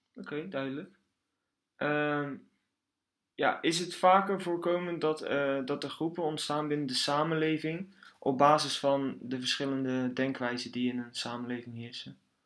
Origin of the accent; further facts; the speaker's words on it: Netherlands; als Nederlander zijnde